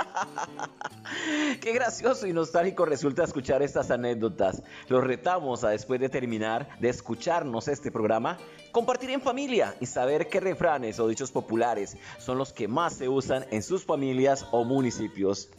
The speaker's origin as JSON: {"language": "Spanish", "town": "Espinal", "region": "Tolima", "country": "Colombia", "tie": "born or raised there", "said": "mi pueblo natal, Espinal, Tolima"}